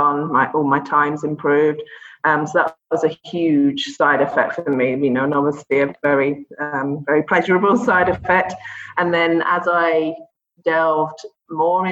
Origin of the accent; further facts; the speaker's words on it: London, United Kingdom; moved away as an adult; also born or lived in Dubai, UAE; now in Abu Dhabi, UAE; I'm from London originally, London in England.